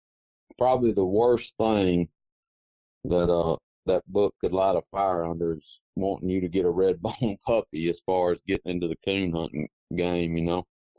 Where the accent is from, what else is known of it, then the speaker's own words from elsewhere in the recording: Quitman, Mississippi, United States; Well, Tyler, I was born and raised in Clark County, Mississippi, a little town called Quitman. And my dad was in the oil field, so we moved around a good bit.